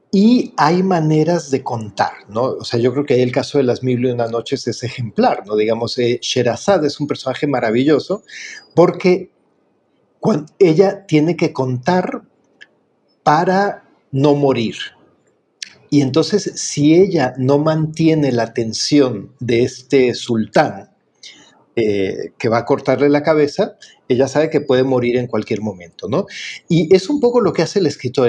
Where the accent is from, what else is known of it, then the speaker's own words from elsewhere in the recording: Mexico; como decimos en México